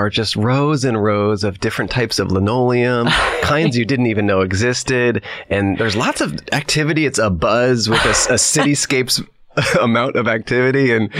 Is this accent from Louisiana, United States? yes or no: no; Colorado, United States; also born or lived in Bay Area, California; I grew up in Colorado, and I camped a lot growing up. Actually, when we moved to Colorado, I was 9 years old, and I lived in the Bay Area, and then my mom moved me and my two siblings to Colorado.